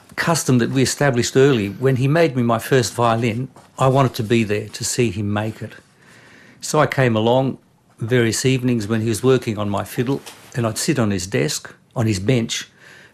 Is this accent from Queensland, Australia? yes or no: yes; Brisbane, Queensland, Australia; English is a second language; also born or lived in Concord; I was born in Brisbane, of all places, but I only started speaking English when I was 5, when I went to primary school. So I came from an expatriate Balkan culture